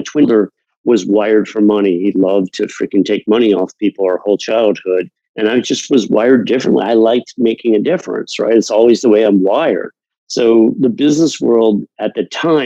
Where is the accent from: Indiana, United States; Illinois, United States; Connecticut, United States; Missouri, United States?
Connecticut, United States; Fairfield County; moved away as an adult; also born or lived in Atlanta / New York City / San Diego; I grew up in Fairfield County, Connecticut